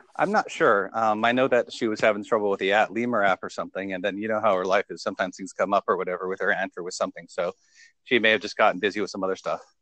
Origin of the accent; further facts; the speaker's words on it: United States; also born or lived in United Kingdom; I, I, was born in America. Um, I'm native here.